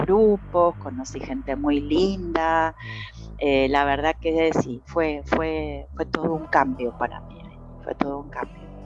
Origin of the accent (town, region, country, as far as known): Argentina; moved away as an adult; also born or lived in Mexico